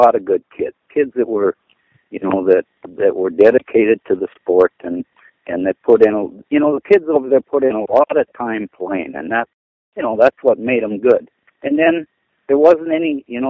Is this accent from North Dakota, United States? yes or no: yes; Crosby, North Dakota, United States; also born or lived in Dickinson, North Dakota / Epping, North Dakota; I was born in Crosby, North Dakota in 1946. I graduated in 64, went to school in Dickinson